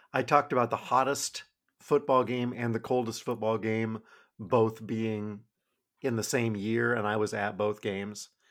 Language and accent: English; Midwest, United States; I'm from the Midwest